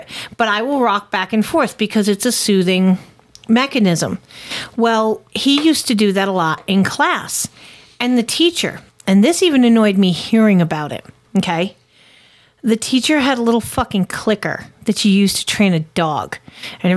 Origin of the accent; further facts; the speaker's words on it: Connecticut, United States; born or raised there; moved away as an adult; now in Tennessee, United States